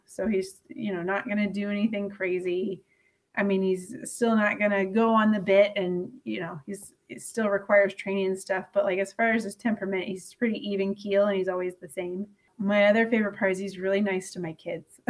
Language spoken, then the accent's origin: English; Louisville, Kentucky, United States; I'm from Louisville